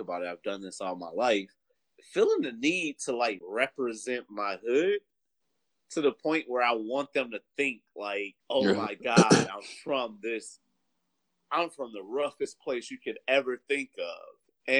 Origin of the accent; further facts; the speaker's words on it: Detroit, Michigan, United States; I'm from Detroit, represent the East Side.